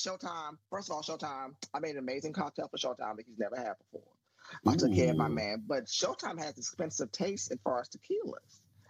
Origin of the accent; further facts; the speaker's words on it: Maryland, United States; I keep telling people I'm from Maryland. Mm-hmm. I grew up in the D.C. area. I'm from below the Mason-Dixon line.